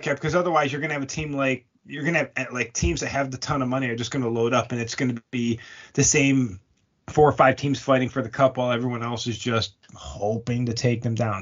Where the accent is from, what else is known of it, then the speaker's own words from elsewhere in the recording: Buffalo, New York, United States; moved away; I am from Buffalo, but I'm from Buffalo